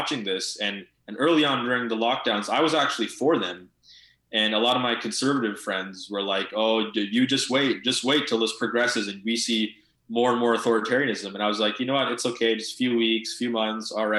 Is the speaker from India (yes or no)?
yes; India; now in Canada; my home country in India